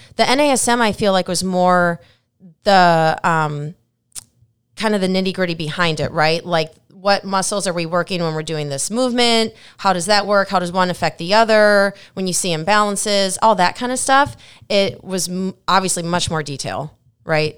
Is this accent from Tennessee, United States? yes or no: no; Minnesota, United States; moved away; I'm from Minnesota